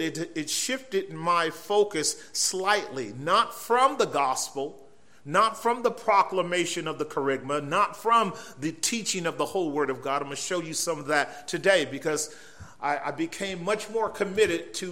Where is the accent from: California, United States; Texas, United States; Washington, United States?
California, United States; San Francisco Bay Area; we're from the San Francisco Bay Area, but not quite San Francisco. We are across the water in much more milder territory, if you will, and we've been there all of our lives.